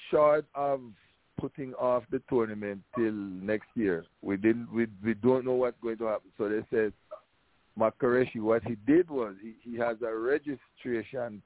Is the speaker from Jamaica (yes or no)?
yes; Clarendon, Jamaica; now in Connecticut, United States; I am from Polegate, Clarendon. I went to Glenmuir